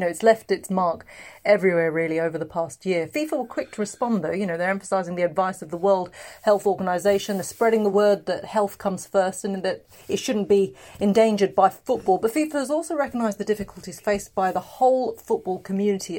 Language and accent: English; England, United Kingdom; I'm from England